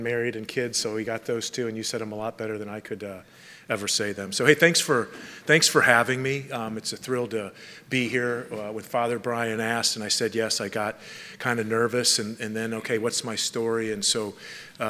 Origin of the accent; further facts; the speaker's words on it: Palos Verdes, California, United States; I grew up in Southern California in Palos Verdes